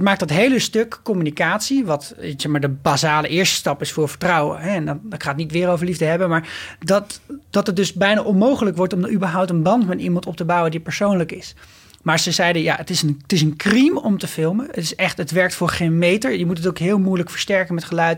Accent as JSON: {"language": "Dutch", "town": "Nieuwegein", "region": "Utrecht", "country": "Netherlands", "said": "ik kom ook gewoon uit Nieuwegein"}